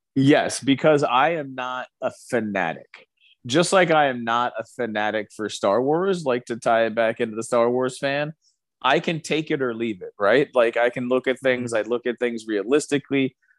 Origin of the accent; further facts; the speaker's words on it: Indianapolis, Indiana, United States; we're from Indianapolis.